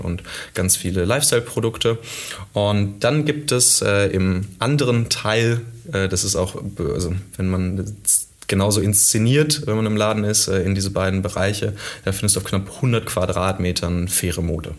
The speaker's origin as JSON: {"language": "German", "town": "Witten", "region": "North Rhine-Westphalia", "country": "Germany", "tie": "born or raised there", "also_born_or_lived": "Cologne", "said": "ich habe es jetzt persönlich in 30 Jahren auch nie so richtig weit äh, aus dem Ruhrgebiet äh, weggeschafft. Ich habe mal für anderthalb Jahre in Köln gewohnt. Ansonsten ist äh, Witten tatsächlich"}